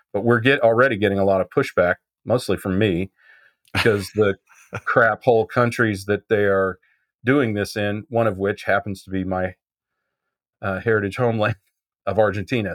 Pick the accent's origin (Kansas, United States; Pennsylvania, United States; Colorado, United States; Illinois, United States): Kansas, United States; Midwest; I was brought up in the Midwest